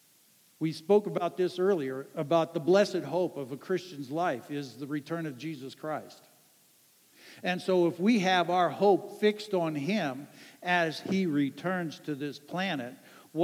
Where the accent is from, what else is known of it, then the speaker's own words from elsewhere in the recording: Ann Arbor, Michigan, United States; a guy that I grew up with in Ann Arbor, Michigan